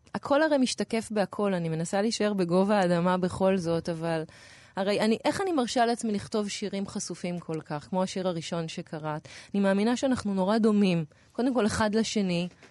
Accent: Tel Aviv, Tel Aviv District, Israel; בתור תל אביבית

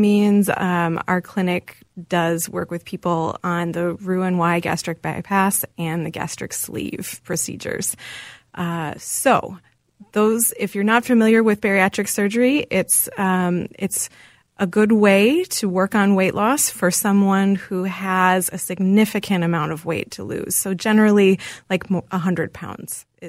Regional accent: Wisconsin, United States; I am from Wisconsin. I'm a Wisconsin girl, and my grandparents actually owned a dairy bar, so I had a lot of dairy growing up.

